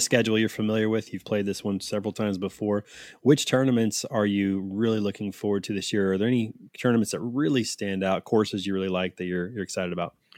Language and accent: English; Kansas City, Missouri, United States; I am from Kansas City